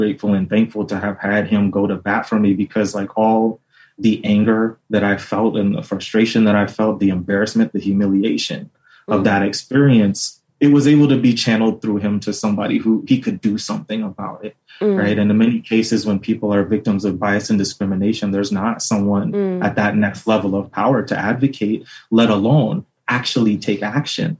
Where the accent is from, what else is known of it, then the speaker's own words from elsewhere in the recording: Southern California, United States; moved away as an adult; now in Pittsburgh, United States; I grew up in Southern California